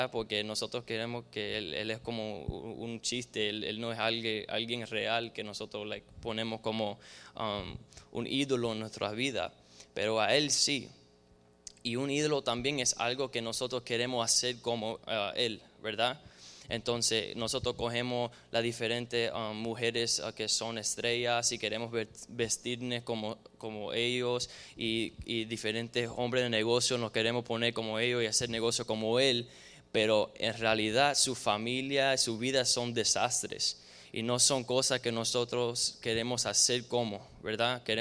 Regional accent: Cuba; now in United States; Donde nosotros vinimos de Cuba, de diferentes tierras de Latinoamérica, hay, brujería y hay, santería y diferentes cosas así

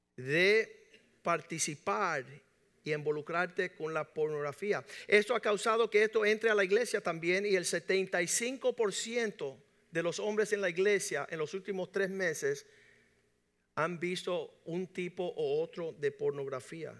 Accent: Cuba; nosotros que somos cubanos y latinos

